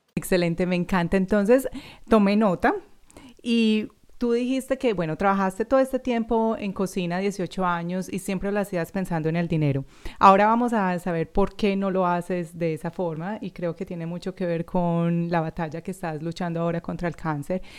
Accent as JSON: {"language": "Spanish", "town": "Medellín", "region": "Antioquia", "country": "Colombia", "moved": "yes", "lives_now": "Australia", "said": "yo soy colombiana también de Medellín"}